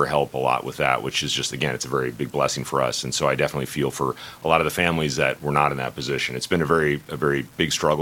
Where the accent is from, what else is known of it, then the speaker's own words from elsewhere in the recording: San Diego, California, United States; moved away as an adult; now in Grand Forks, United States; I grew up in San Diego